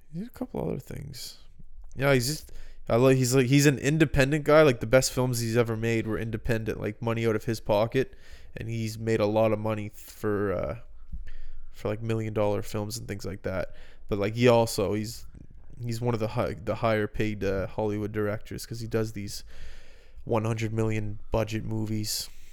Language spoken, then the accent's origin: English; Halifax, Nova Scotia, Canada; moved away; I lived in two houses growing up in Halifax